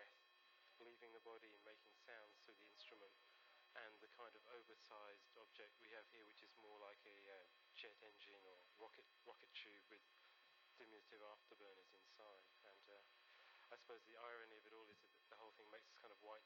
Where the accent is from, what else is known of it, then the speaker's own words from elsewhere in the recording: England, United Kingdom; moved away; I grew up in England